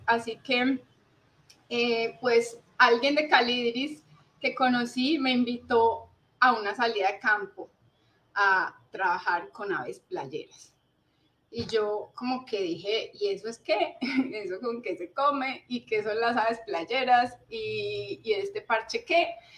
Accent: Cali, Valle del Cauca, Colombia; also born or lived in Manizales; en Cali fue pues como toda mi, mi infancia, el colegio, la universidad, eh, aquí eh, siempre estuvimos

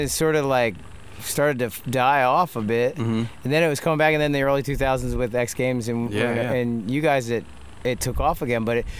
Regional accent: West Chester, Pennsylvania, United States; in the 80s when we grew up in Westchester

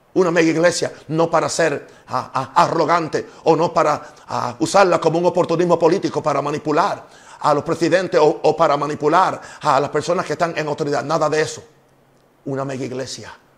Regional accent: United States; now in Panama; Soy norteamericano

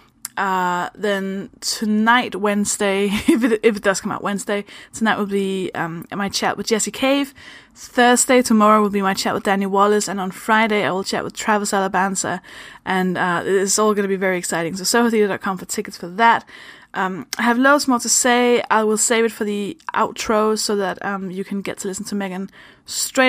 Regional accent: Denmark; English is a second language; moved away; I'm from Denmark. That's why I speak like this

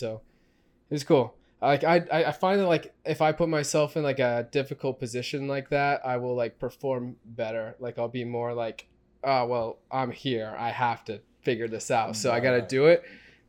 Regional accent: Oklahoma, United States; now in Madison, United States; I get to get all the good parts of Oklahoma without, like, having to work or go to school or anything.

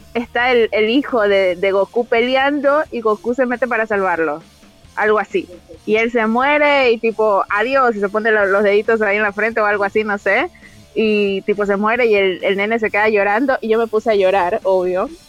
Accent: Machala, El Oro, Ecuador; moved away; yo nací en Machala

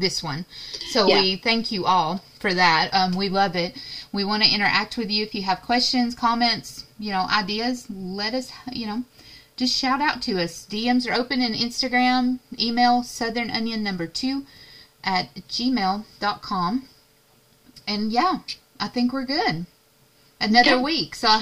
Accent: East Tennessee, United States; in the area where we grew up in Tennessee, East Tennessee.

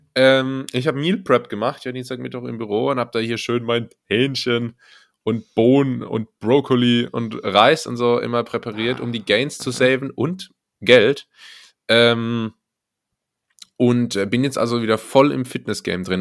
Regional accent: Berlin, Germany; ich als Berliner

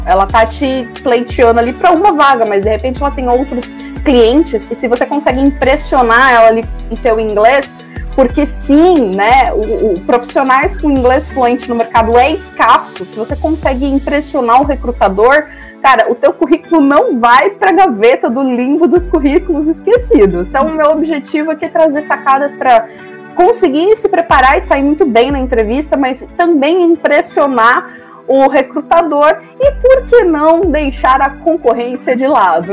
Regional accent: Brazil; nós brasileiros

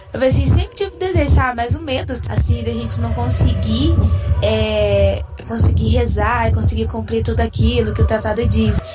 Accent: Paraná, Brazil; Eu sou da cidade de Ubaitinga, Paraná

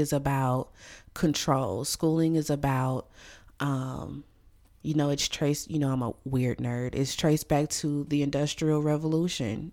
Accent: Louisiana, United States; moved away; my home state of Louisiana

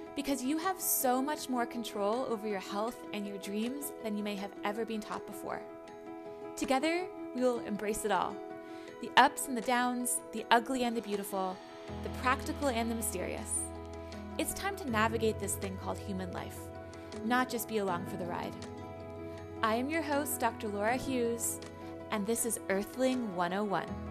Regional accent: Canada; I'm from Canada. I grew up in Canada

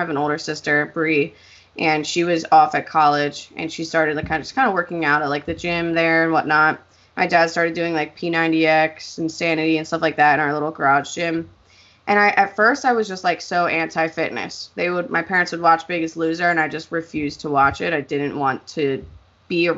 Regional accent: Pennsylvania, United States; I'm from Pennsylvania.

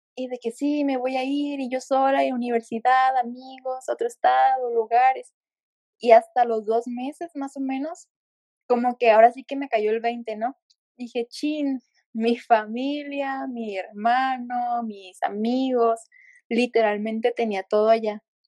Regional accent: Ensenada, Baja California, Mexico; moved away as an adult; now in Querétaro, Mexico; yo soy de Ensenada, al igual que, Belén, solo que me vine a estudiar la universidad al estado de Querétaro

